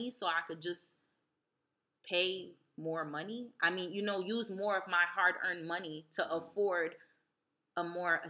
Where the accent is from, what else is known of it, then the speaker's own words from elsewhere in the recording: East Orange, New Jersey, United States; also born or lived in Newark, New Jersey; I was born in Newark, raised in East Orange